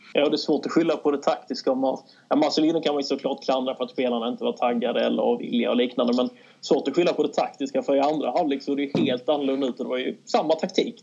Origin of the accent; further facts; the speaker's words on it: Kristianstad, Skåne, Sweden; moved away as an adult; also born or lived in Kalmar; now in Malmö, Sweden; född och uppvuxen i Kristianstad